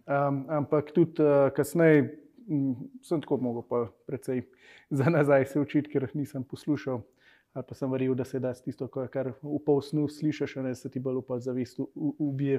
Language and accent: Slovenian; Slovenia; si iz Slovenije